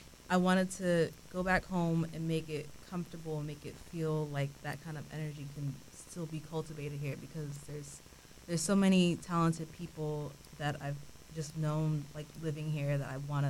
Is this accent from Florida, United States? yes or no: yes; Orlando, Florida, United States; also born or lived in New York; I'm an artist, born and raised in Orlando.